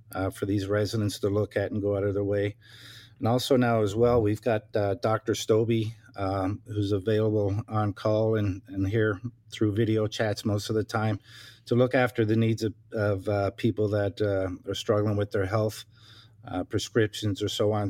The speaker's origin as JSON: {"language": "English", "region": "Newfoundland and Labrador", "country": "Canada", "tie": "born or raised there", "moved": "yes", "lives_now": "Ontario, Canada", "said": "I'm originally from Newfoundland, uh, born and raised, uh, moved to Ontario, uh, nineteen ninety on July first, uh, with my family"}